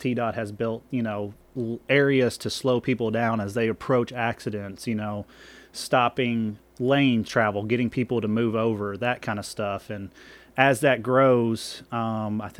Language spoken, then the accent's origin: English; Middle Tennessee, United States; I grew up here in the Middle Tennessee region